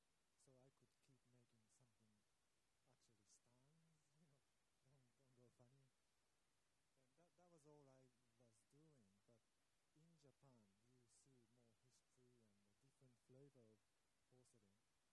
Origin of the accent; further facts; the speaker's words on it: Australia; I'm Australia from Australia too